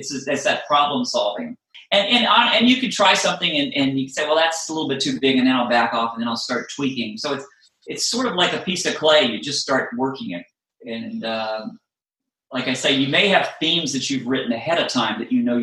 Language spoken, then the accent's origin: English; Virginia, United States; I grew up in Virginia